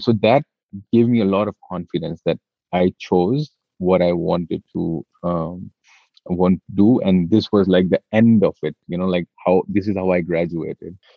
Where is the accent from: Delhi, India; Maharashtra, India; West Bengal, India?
Delhi, India; I've born and brought up in Delhi, and there is a lot of Delhi ness in me